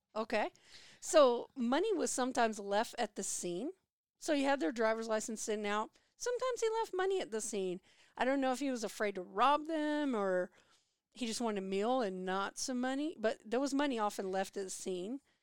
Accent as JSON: {"language": "English", "town": "San Antonio", "region": "Texas", "country": "United States", "tie": "born or raised there", "also_born_or_lived": "Gonzales, Texas", "said": "Growing up in San Antonio, Texas, in nineteen ninety-one"}